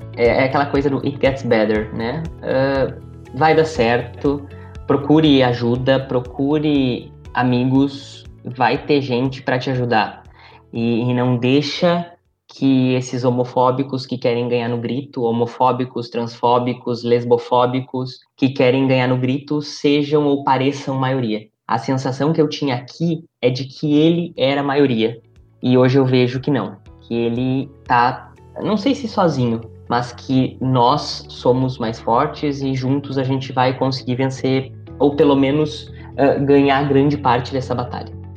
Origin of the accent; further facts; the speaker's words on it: interior of Rio Grande do Sul, Brazil; also born or lived in Vera, Mato Grosso; now in Alta Floresta, Brazil; Eu, eu, eu venho do Rio Grande do Sul, eu venho do interior do Rio Grande do Sul